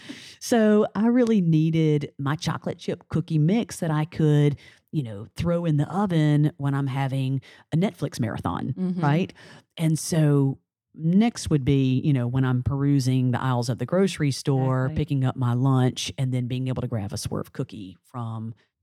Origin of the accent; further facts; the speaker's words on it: New Orleans, Louisiana, United States; we are from New Orleans. We have a reputation to uphold.